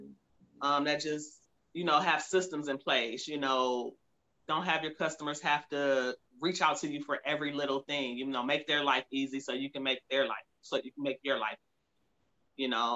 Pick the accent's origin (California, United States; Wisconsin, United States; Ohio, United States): Ohio, United States; Cleveland; now in Phoenix, United States; I'm actually from Cleveland, Ohio